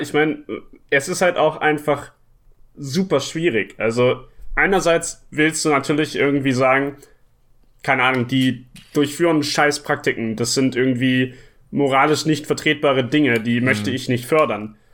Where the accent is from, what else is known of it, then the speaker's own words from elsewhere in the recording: Hamburg, Germany; ich komme hier aus Hamburg und arbeite hier auch in Hamburg als Spieleentwickler